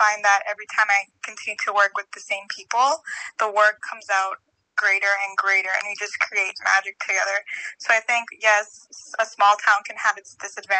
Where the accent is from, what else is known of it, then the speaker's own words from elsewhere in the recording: Toronto, Ontario, Canada; I'm also from Toronto